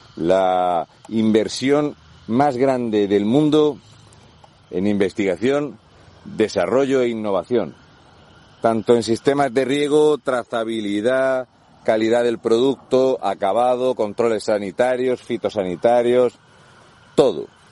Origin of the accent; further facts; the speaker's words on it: Region of Murcia, Spain; un murciano encabronado